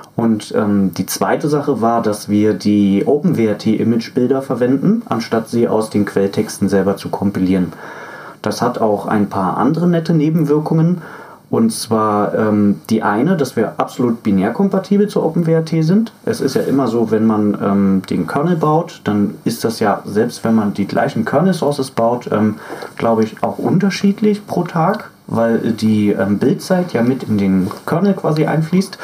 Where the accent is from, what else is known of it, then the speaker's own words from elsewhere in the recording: Berlin, Germany; moved away; also born or lived in Fürstenwalde; ich komme ja ursprünglich zwar aus Berlin